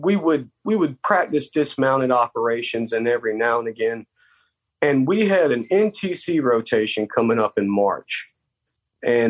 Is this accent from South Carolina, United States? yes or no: yes; South Carolina, United States; moved away as an adult; I'm from South Carolina